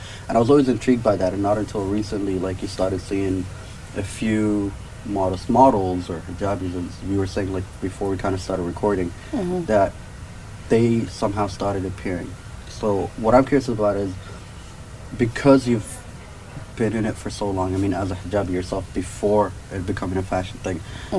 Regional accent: Sharjah, United Arab Emirates; also born or lived in Sudan; growing up in Sharjah, I noticed it was a big part of self-expression for a lot of people.

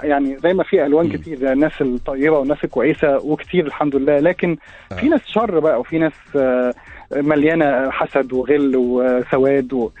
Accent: Alexandria, Alexandria Governorate, Egypt; عشت آه. حياه اه اسكندراني وعشت فيها كل احلى ايام حياتي

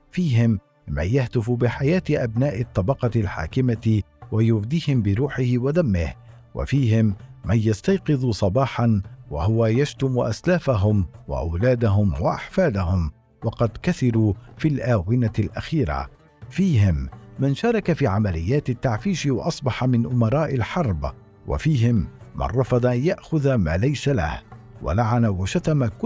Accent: Syria; يمكنني القول اننا كسوريين على مختلف طوائفنا ومذاهبنا وانتماءاتنا

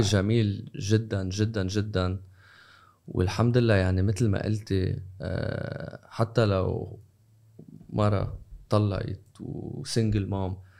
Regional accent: Lebanon; now in United Arab Emirates; we're from Lebanon

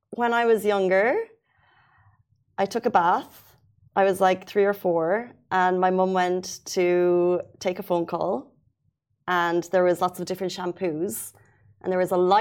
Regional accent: Waterford, Munster, Ireland; south of Ireland, Waterford.

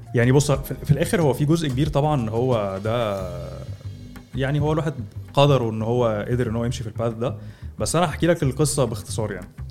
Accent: Egypt

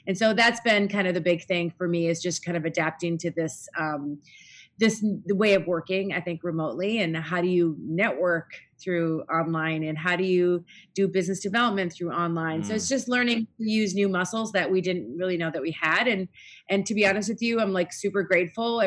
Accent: Minnesota, United States; moved away as an adult; also born or lived in Middle East; I was born and raised here in Minnesota

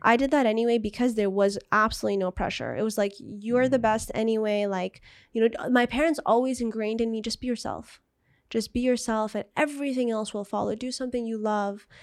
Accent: Jeddah, Makkah Province, Saudi Arabia; also born or lived in San Diego, United States; now in Riyadh, Saudi Arabia; We're from Jeddah. Beautiful, beautiful city on the Red Sea

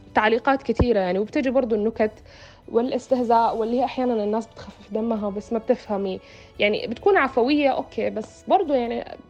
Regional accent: Sudan; أنا كسودانية أو كعربية سمراء البشرة

